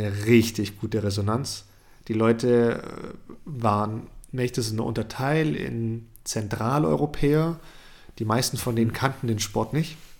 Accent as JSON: {"language": "German", "country": "Germany", "said": "bei uns in Deutschland"}